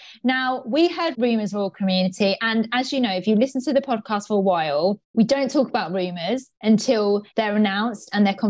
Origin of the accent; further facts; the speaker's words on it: United Kingdom; us as British people